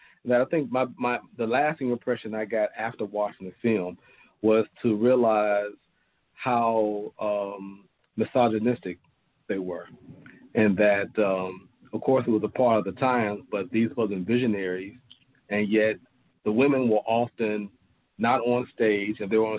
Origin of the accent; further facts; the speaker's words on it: Gary, Indiana, United States; I'm from Gary too, like Dina